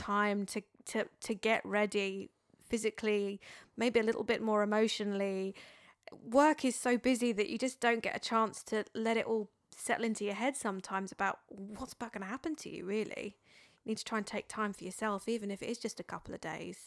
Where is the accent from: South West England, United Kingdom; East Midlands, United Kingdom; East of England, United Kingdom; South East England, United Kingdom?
South East England, United Kingdom; Dartford; accent: Dartford; my Dartford accent